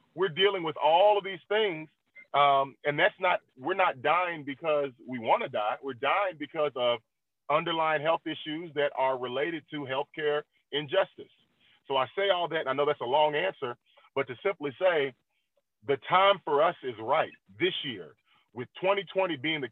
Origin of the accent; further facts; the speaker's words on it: Louisville, Kentucky, United States; I'm born and raised in Louisville, Kentucky.